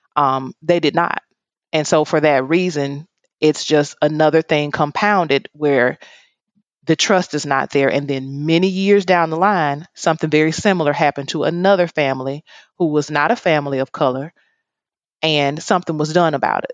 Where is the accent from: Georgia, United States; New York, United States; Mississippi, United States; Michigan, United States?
Mississippi, United States; Oxford; now in Jackson, United States; I actually was not born um, in Jacksonville, Mississippi. I was born in Oxford, Mississippi.